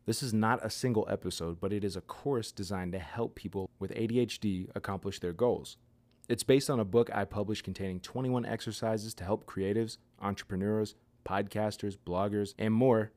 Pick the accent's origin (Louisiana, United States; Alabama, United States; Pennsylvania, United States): Pennsylvania, United States; near Pittsburgh; my hometown